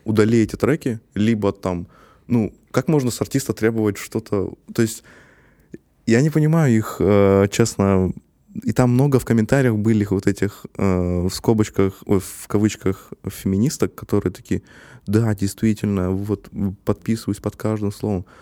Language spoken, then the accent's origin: Russian; Kazakhstan; я есть казах